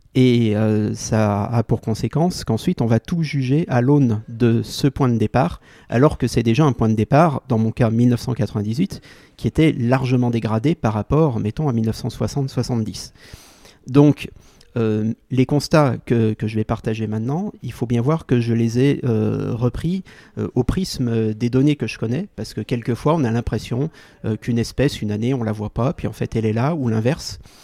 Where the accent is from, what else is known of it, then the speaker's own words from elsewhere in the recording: Lyon, Auvergne-Rhône-Alpes, France; le quartier de mon enfance à Lyon